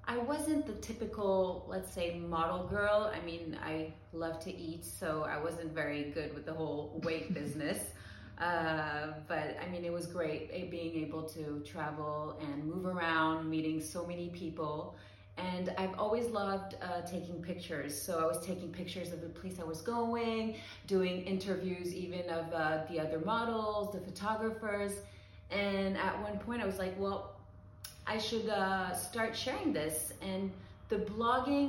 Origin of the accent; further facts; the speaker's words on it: Paris, Île-de-France, France; also born or lived in New York, United States; I'm born and raised in Paris